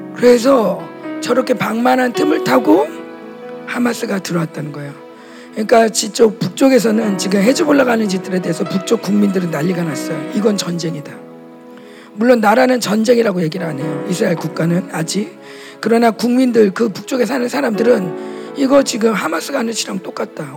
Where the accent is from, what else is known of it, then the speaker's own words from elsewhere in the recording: South Korea; 물론 우리는 남한이고